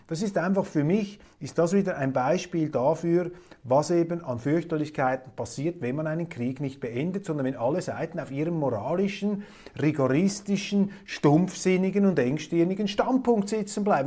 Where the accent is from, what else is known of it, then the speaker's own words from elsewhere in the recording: Zurich, Switzerland; auch als Zürcher. Wir Zürcher